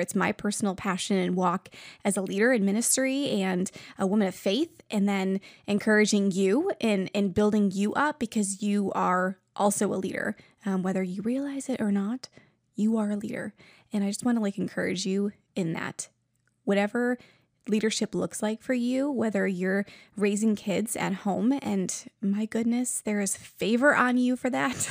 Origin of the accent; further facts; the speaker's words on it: New York, United States; now in Ohio, United States; I'm originally from New York